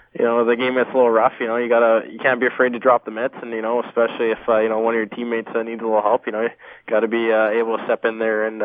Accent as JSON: {"language": "English", "town": "Vancouver", "region": "British Columbia", "country": "Canada", "tie": "born or raised there", "said": "I'm from Vancouver, so it's nice to play for your hometown."}